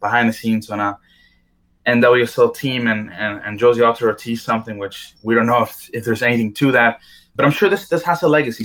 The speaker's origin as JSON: {"language": "English", "town": "Edmonton", "region": "Alberta", "country": "Canada", "tie": "born or raised there", "said": "her hometown, which is Edmonton, which is also my hometown"}